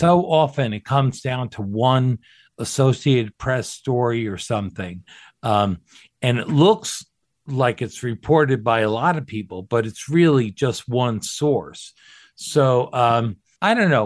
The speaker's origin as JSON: {"language": "English", "region": "New Jersey", "country": "United States", "tie": "born or raised there", "also_born_or_lived": "Camp Pendleton, California", "said": "they settled in New Jersey, where I grew up."}